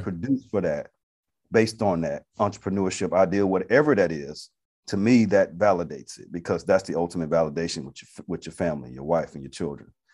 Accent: Atlanta, Georgia, United States; moved away as an adult; also born or lived in Montgomery, Alabama; Originally, I'm from Atlanta, Georgia. Came to Montgomery in ninety-six to attend Alabama State University

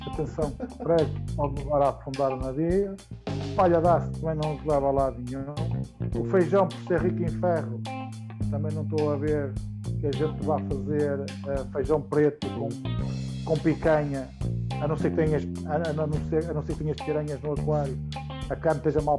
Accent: Portugal; eu utilizo o inglês e não o português como minha língua. Uh, não que eu tenha vergonha, orgulho muito de ser português, também não sou brasileiro. Muita gente pensou que eu era brasileiro, não sou brasileiro, sou português.

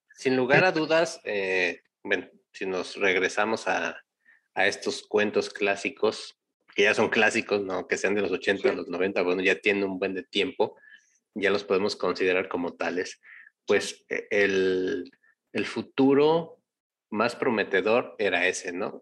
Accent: Mexico; nosotros, como mexicanos, no quiero generalizar como latinoamericanos

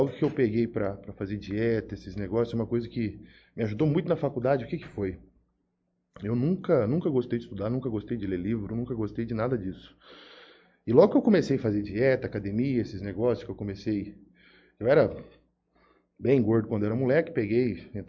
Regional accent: Jales, São Paulo, Brazil; Bom, sou natural de Jales, nascido, criado aqui.

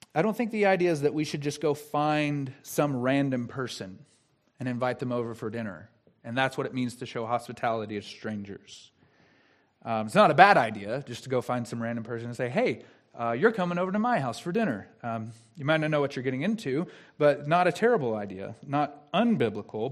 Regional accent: the South, United States; I'm from the South

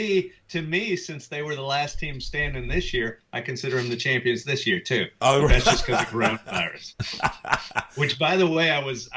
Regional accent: around Dallas, Texas, United States; I grew up right around Dallas.

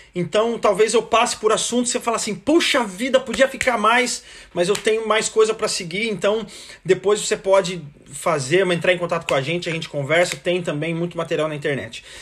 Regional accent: Americana, São Paulo, Brazil; nasci em Americana, aí pertinho da maioria de vocês aí, né, na região

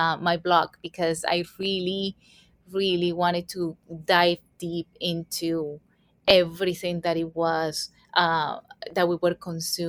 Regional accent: Colombia; moved away as an adult; now in New York City, United States; I was born and raised in Colombia, South America

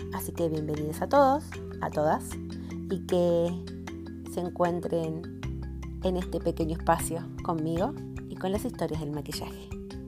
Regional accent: Argentina; soy argentina

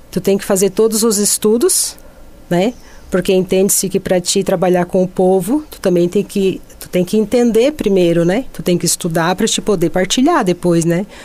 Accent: Forquilinha, Santa Catarina, Brazil; Bom, eu sou natural aqui de Forquilinha. Da né? terra. Da terra, nasci aqui em Forquilinha mesmo.

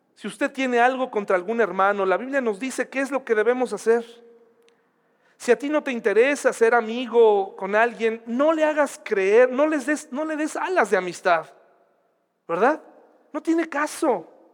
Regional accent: Mexico; así somos los mexicanos

